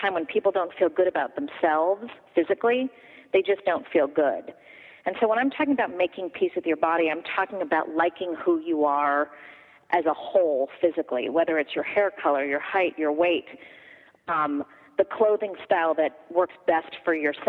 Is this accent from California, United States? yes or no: yes; Los Angeles, California, United States; I was raised in Los Angeles